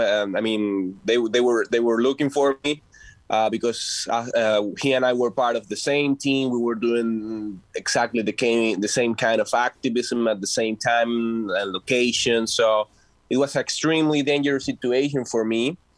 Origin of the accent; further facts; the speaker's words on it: Venezuela; English is a second language; moved away as an adult; And I came from Venezuela, I would say a little bit more than 3 years ago. And, you know, I was a political activist there.